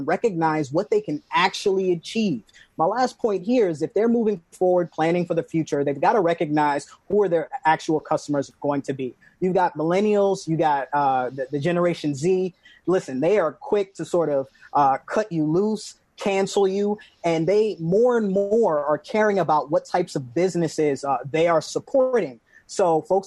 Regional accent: New York City, New York, United States; moved away; also born or lived in Washington, D.C.; growing up in New York City

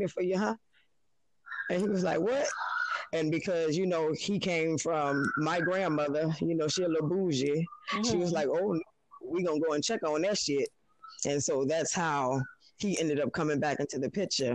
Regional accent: New Orleans, Louisiana, United States; I was born in New Orleans, Louisiana

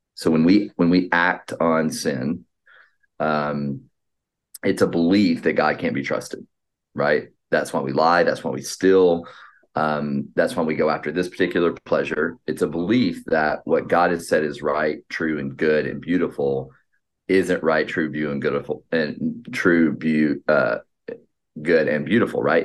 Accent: Atlanta, Georgia, United States; now in Boston, United States; I'm from the Atlant, Atlanta, Georgia area

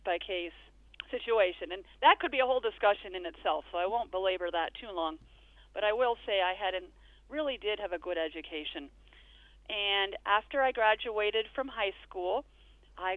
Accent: Elmira, New York, United States; I was born and raised in Elmira, New York.

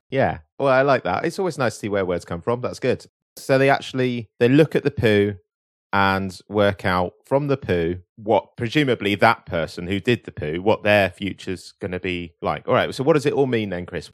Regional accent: United Kingdom; here in Britain, our government

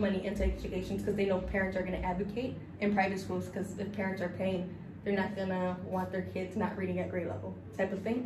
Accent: Los Angeles, California, United States; moved away as an adult; now in New York, United States; I'm from South Central, so I'm um, a product of LAUSD. I went to some of the worst high school, middle school areas

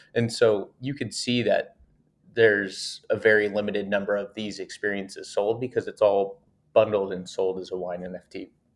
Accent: Napa Valley, California, United States; I grew up with a family of vintners, so my family grew and sold grapes, and I'm from Napa Valley, California

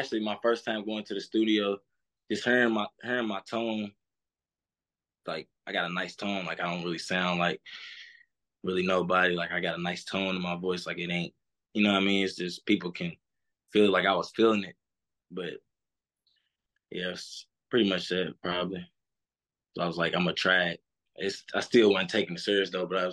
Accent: Louisville, Kentucky, United States; Home. Where I grew up

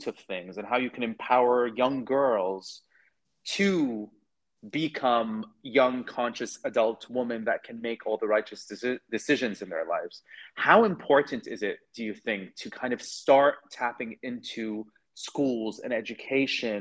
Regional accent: Sweden; moved away; I grew up in Sweden.

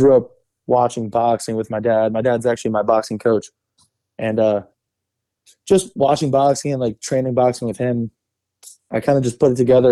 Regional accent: New Jersey, United States; also born or lived in Florida; I've been in Jersey since I was really young.

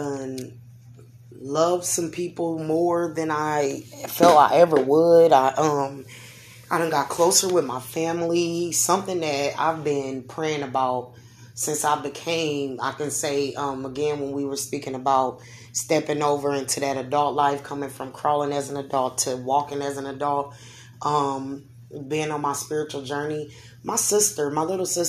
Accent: Omaha, Nebraska, United States; I see big dreams for here, us here in Omaha

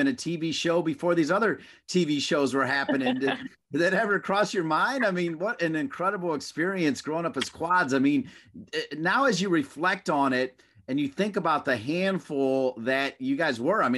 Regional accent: Midwest, United States; I grew up in the Midwest

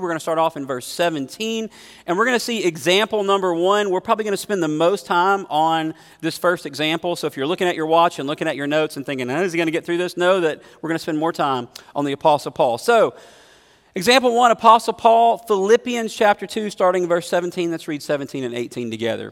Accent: United States; as an American Christian

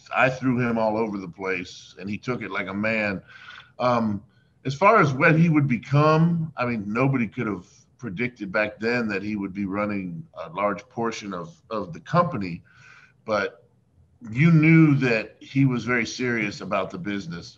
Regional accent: Miami, Florida, United States; I grew up in Miami, Florida

